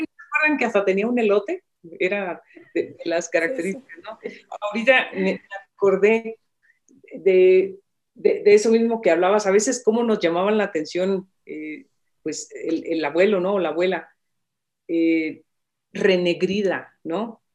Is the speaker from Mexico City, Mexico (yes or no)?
no; Michoacán, Mexico; yo nací en Michoacán